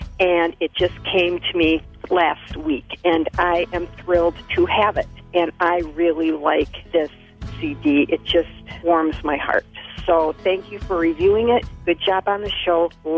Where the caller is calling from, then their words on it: St. Paul, Minnesota, United States; I'm calling from St. Paul, Minnesota.